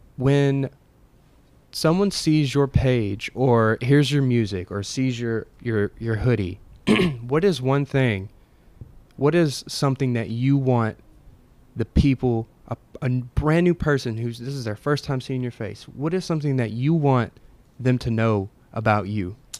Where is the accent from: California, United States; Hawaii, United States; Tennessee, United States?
Tennessee, United States; Murfreesboro; we're from Murfreesboro